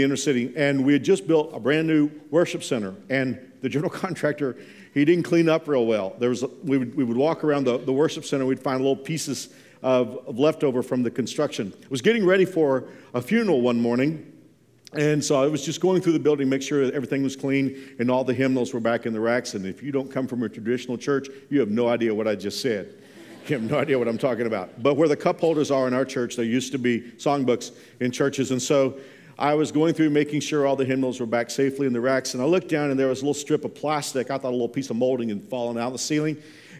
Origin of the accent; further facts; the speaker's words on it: Fort Worth, Texas, United States; I grew up in Fort Worth, I'm a city boy, but my grandfather had a ranch in South Texas, and so we spent a lot of time down there.